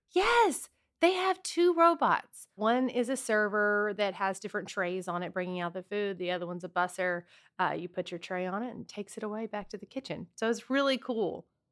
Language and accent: English; Southwest Louisiana, United States; my family's originally from Texas, but I grew up in Southwest Louisiana